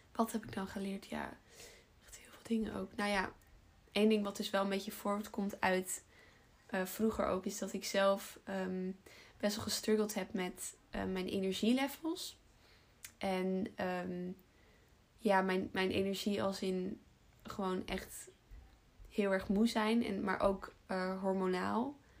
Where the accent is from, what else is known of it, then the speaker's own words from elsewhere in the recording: Almere, Flevoland, Netherlands; also born or lived in Utrecht / Den Bosch; geboren in Almere daar ook opgegroeid.